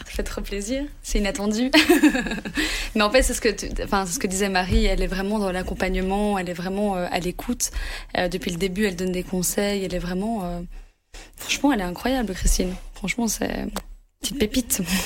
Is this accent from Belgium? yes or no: yes; Anderlecht, Brussels-Capital Region, Belgium; moi, j'ai grandi en Anderlecht